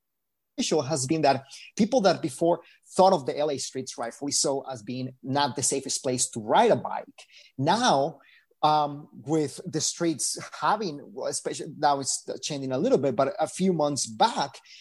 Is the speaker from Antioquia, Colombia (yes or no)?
no; Bogotá, Colombia; also born or lived in Miami; now in Los Angeles, United States; I'm originally from Bogota, Colombia, but I lived in Miami first.